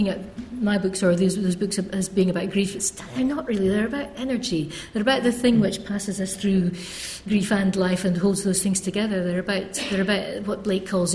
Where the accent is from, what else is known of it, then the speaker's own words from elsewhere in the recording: Scotland, United Kingdom; also born or lived in Cambridge; I'm Scots. I'm from Scotland